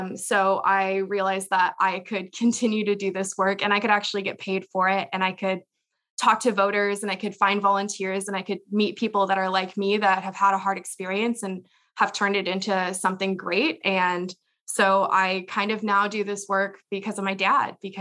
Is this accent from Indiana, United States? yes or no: yes; Indiana, United States; moved away as an adult; also born or lived in Arizona / Pennsylvania; now in Nashville, United States; I live in Nashville, Tennessee right now, but I'm from Indiana, so I'm a Hoosier at heart.